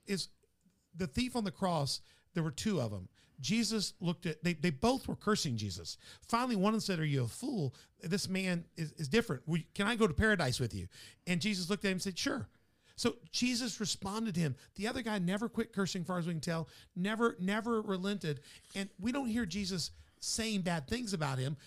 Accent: Memphis, Tennessee, United States; now in Southern Illinois, United States; my hometown's Memphis

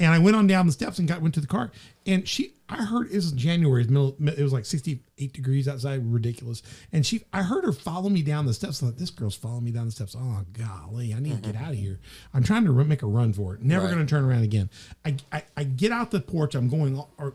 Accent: Memphis, Tennessee, United States; moved away; also born or lived in Crothersville; I was from Memphis.

